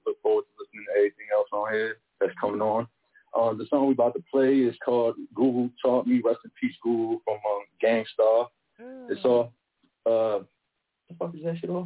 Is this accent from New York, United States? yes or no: no; Newark, New Jersey, United States; out of North New Jersey, Brick City, Jersey